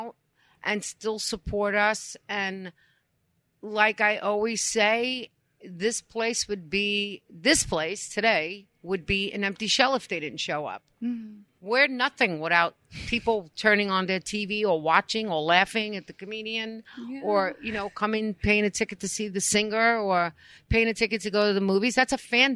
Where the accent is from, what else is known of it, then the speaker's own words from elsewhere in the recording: New York City, New York, United States; I'm born and raised in East Harlem